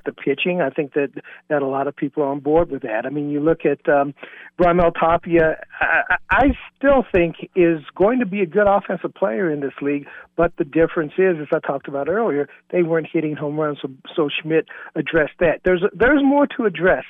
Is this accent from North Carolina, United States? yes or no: no; Bluefield, West Virginia, United States; my hometown of Bluefield, West Virginia